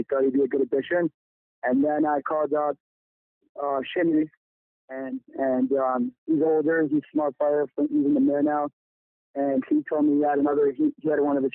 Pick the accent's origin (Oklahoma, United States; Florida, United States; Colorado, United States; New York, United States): New York, United States; Lawrence; I'm from Lawrence, New York. I attended Dark and Torrance Rockway my entire life